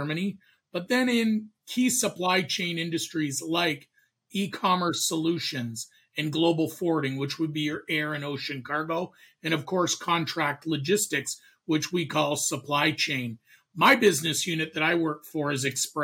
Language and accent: English; Canada; moved away as an adult; now in United States; I'm a Canadian